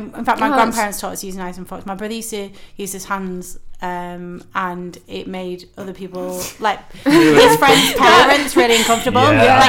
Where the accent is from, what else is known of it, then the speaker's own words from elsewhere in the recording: Guiseley, Yorkshire and the Humber, United Kingdom; now in London, United Kingdom; my hometown of Guiseley